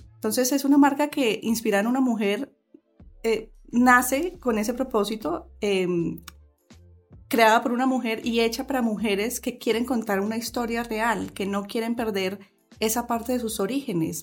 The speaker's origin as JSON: {"language": "Spanish", "country": "Colombia", "said": "lo que somos realmente como colombianas"}